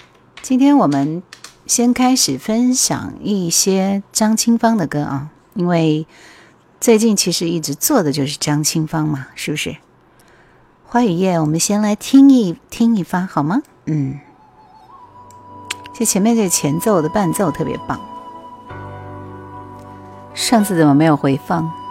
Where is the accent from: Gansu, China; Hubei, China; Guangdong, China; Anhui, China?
Hubei, China; Jingzhou; accent: Hong Kong-Taiwan accent; 我是土生土长的湖北荆州人，本地内地的，不是台湾的。就我港台腔很明显，是不是？